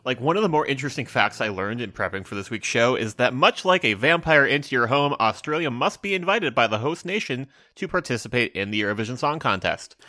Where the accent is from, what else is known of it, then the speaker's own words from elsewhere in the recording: United States; I'm an American